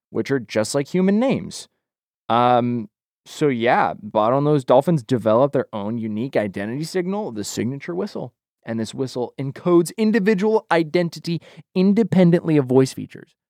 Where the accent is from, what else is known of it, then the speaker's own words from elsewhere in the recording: Boise, Idaho, United States; I'm from Boise, Idaho